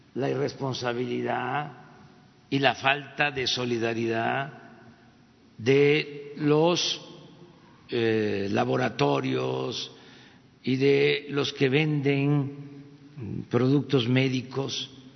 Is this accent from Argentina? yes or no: no; Mexico; somos los mexicanos creativos